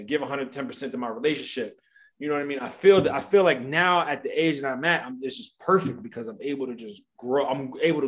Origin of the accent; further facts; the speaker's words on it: Columbia, Maryland, United States; moved away; also born or lived in Baltimore, Maryland; when I was back home and I was working in Baltimore, living in Columbia